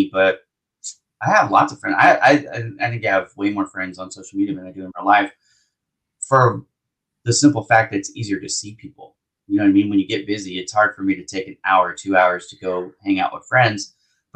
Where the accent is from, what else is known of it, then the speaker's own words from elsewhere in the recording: Las Vegas, Nevada, United States; now in Los Angeles, United States; Vegas is where I grew up